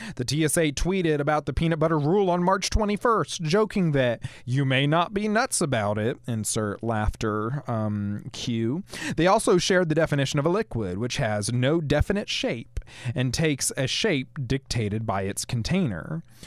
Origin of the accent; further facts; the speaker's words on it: Cullman area, Alabama, United States; I hail from the Coleman area